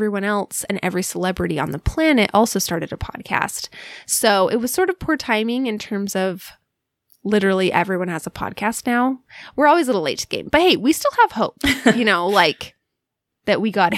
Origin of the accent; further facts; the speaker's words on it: Alaska, United States; moved away; it's just been such a formative part of who we are, you know, is like growing up in Alaska